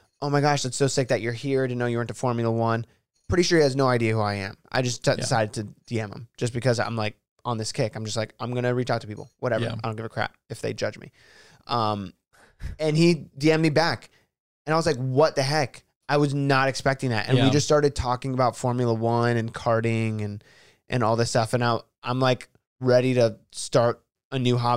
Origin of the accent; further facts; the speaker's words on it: Miami, Florida, United States; my wife and I live just north of there. Like, I was born there.